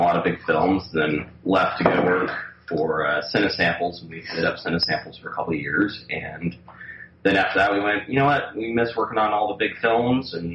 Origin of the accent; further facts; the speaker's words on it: California, United States; also born or lived in Boulder, Colorado; I grew up in California